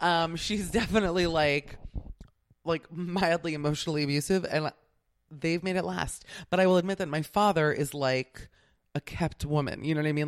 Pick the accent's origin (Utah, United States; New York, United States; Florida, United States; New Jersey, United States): Florida, United States; Miami; I'm from Miami